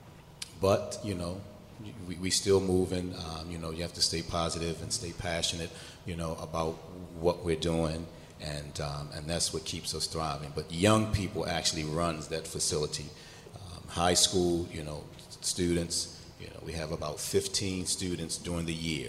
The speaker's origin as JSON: {"language": "English", "town": "Baltimore", "region": "Maryland", "country": "United States", "tie": "born or raised there", "said": "I grew up in East Baltimore"}